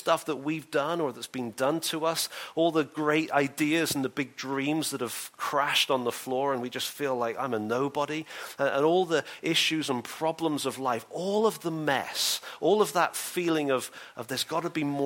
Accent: England, United Kingdom; I'm English

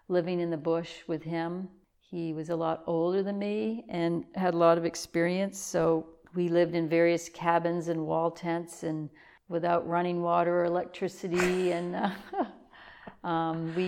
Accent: South China, Maine, United States; born or raised there; moved away as an adult; also born or lived in Bangor, Maine / Alaska / Yukon; now in Newry, United States

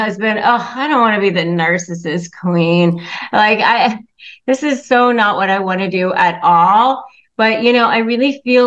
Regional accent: Northern Virginia, United States; I grew up in Northern Virginia

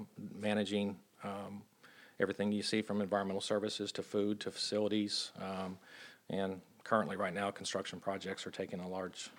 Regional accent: Joplin, Missouri, United States; Because I consider Joplin my hometown. Yeah. I graduated high school there.

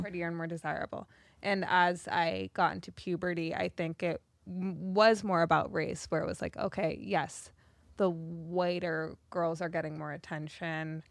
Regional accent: South Africa; I grew up in South Africa

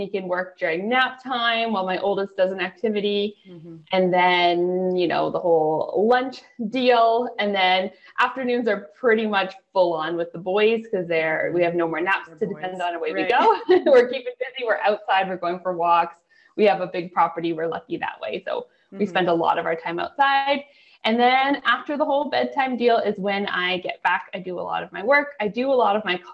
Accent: Canada; also born or lived in near Toronto, Ontario; I am a Canadian up in, I live near Toronto in Ontario

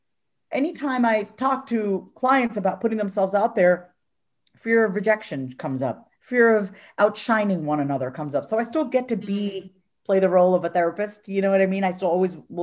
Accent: New York, United States; I was born in New York. And, you know, we were raised in a very traditional Indian household

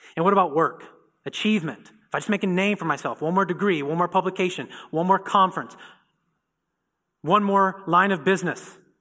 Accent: Indiana, United States; I'm from Indiana

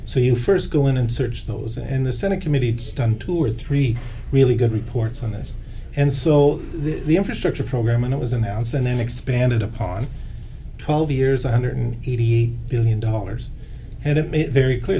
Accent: Nova Scotia, Canada; moved away; I'm from Nova Scotia

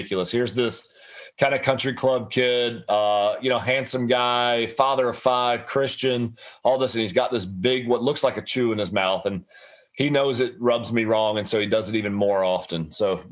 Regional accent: Ponte Vedra, Florida, United States; I grew up in Ponte Vedra

